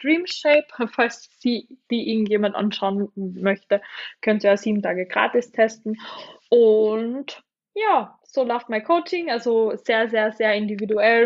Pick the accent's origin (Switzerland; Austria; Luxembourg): Austria; bei uns in Österreich